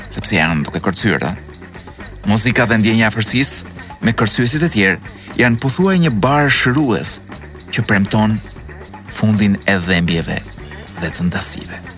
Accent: Albania

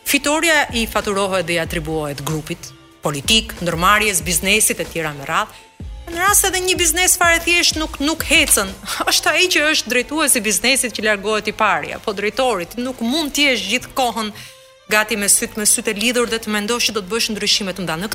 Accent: Albania; also born or lived in Tirana; e them edhe si shqiptare

